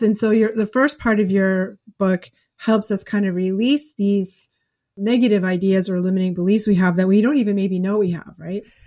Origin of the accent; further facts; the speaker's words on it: New England, United States; I'm from New England